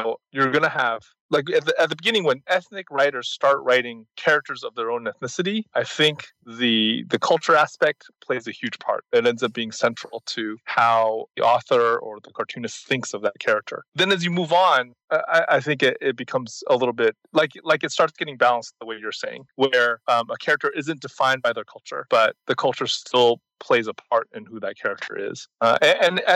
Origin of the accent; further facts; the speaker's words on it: United States; I grew up in the States